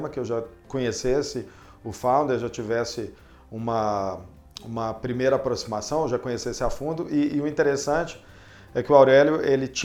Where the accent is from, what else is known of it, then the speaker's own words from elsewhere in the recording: Belo Horizonte, Minas Gerais, Brazil; mineiro também, já que eu sou de Belo Horizonte.